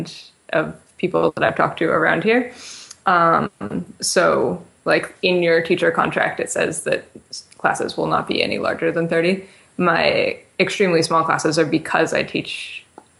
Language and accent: English; West Hartford, Connecticut, United States; I grew up in West Hartford